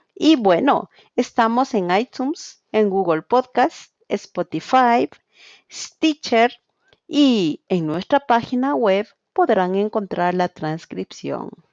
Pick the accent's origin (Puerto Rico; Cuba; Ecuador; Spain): Ecuador; Quito, Pichincha; soy de Quito, Ecuador